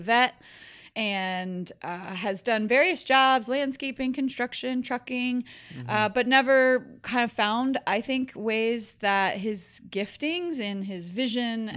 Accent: New Jersey, United States; moved away as an adult; also born or lived in California / Charlottesville, Virginia; now in Richmond, United States; I was born in California, but grew up in New Jersey. Was there through high school

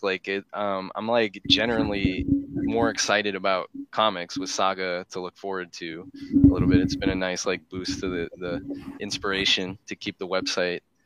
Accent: Chicago, Illinois, United States; moved away; I'm from Chicago, but I haven't been there

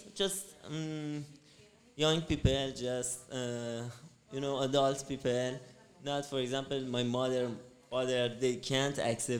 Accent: Iran; English is a second language; now in Budapest, Hungary; I'm from Persia. I'm from Iran.

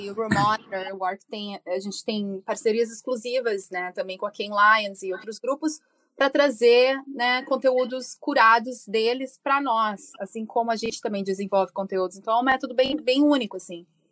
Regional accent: Rio Grande do Sul, Brazil; moved away as an adult; now in United States; Eu sou gaúcha, morando nos Estados Unidos há mais de 14 anos.

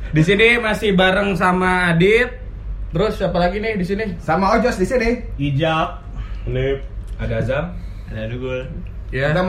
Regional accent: Jakarta, Indonesia; eh, gue dari Jakarta yang benar-benar uh, ngekos di Jatinangor

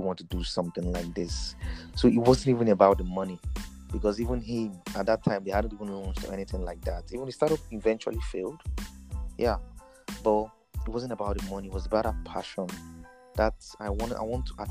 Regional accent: Lagos, Nigeria; also born or lived in Ogun State; I'm a Nigerian. Mm-hmm. I was born in Lagos

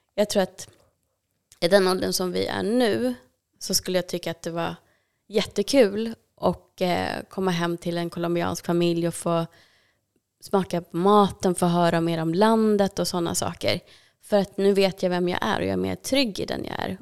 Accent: Täby, Stockholm County, Sweden; jag växte upp i Täby

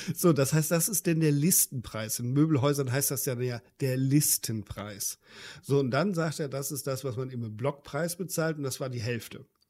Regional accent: Germany

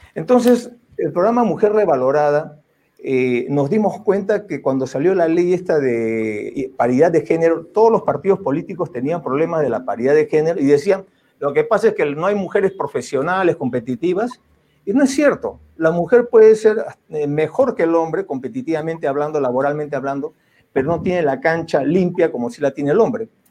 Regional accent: Peru; como peruanos

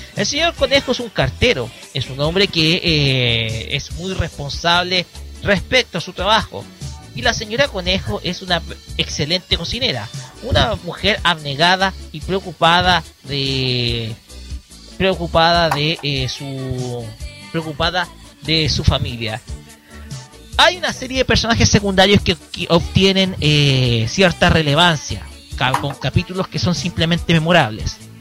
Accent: Chile

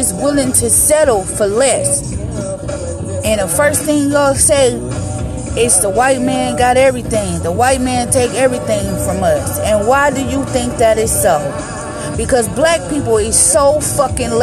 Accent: Detroit, Michigan, United States; Back home in the D, in my hometown

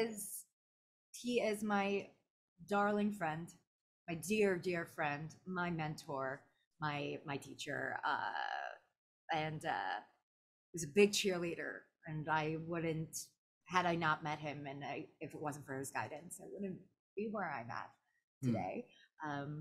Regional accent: Orlando, Florida, United States; I was part of my my hometown anime con, anime festival Orlando

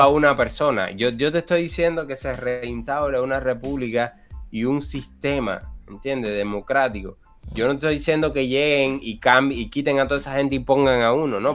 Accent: Ciego de Ávila, Cuba; llego a Ciudad de Ávila, que es donde yo vivo

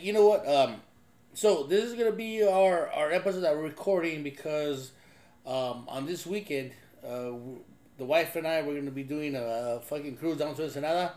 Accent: Los Angeles, California, United States; growing up in East

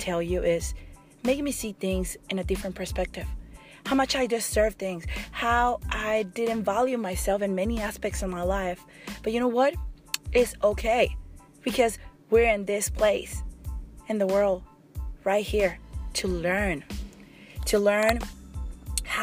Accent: Mexico; English is a second language; moved away as an adult; I came when I was 19 from Mexico, and I work really, really hard to kind of speak really good

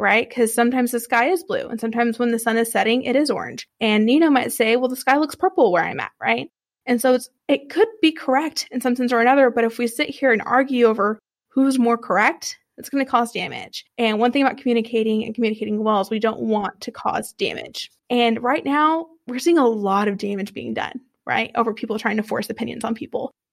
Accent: Texas, United States; I'm from Texas

